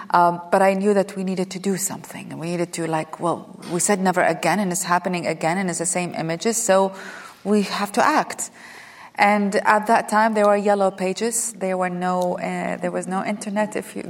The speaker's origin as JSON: {"language": "English", "country": "Iraq", "moved": "as an adult", "lives_now": "United States", "said": "I had recently arrived in America or been living in America. I came from Iraq in 1990, and I went back to school in America or college."}